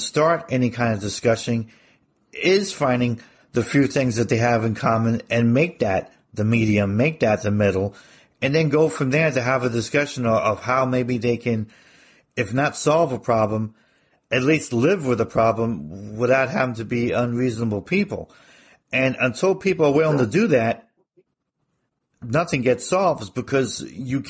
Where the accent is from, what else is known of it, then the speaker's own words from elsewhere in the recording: New Jersey, United States; moved away as an adult; also born or lived in Arizona / Europe; growing up in New Jersey